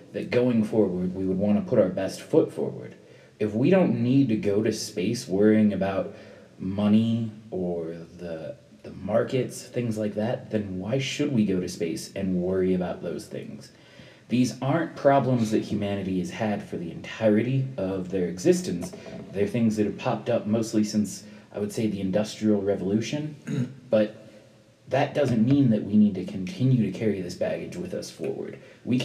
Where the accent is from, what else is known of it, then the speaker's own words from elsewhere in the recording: United States; the privileged position of being an American